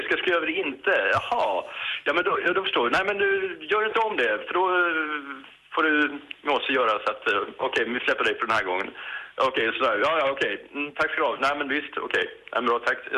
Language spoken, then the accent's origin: Swedish; Lund, Skåne, Sweden; Jag kommer ju från Lund.